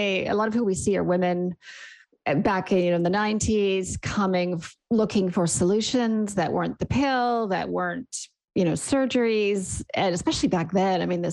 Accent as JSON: {"language": "English", "country": "Canada", "also_born_or_lived": "Sydney, Australia", "accent": "Canadian", "moved": "as an adult", "lives_now": "New Zealand", "said": "You can hear from my accent, I'm Canadian."}